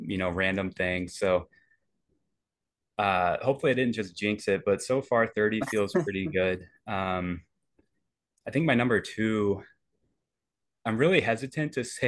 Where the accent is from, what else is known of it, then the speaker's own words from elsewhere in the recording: Indianapolis, Indiana, United States; moved away as an adult; now in Madison, United States; I love Indy. It's my hometown